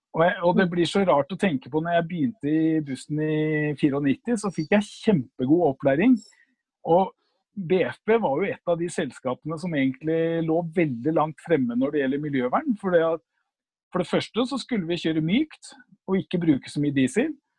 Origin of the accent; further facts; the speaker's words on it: Oslo, Norway; født og oppvokst på Linderud